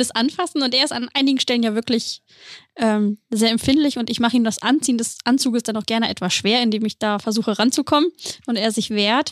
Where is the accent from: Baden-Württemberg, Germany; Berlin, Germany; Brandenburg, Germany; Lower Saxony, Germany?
Lower Saxony, Germany; Celle; ich komme ursprünglich aus, in, aus Celle, aus der Nähe aus, von Hannover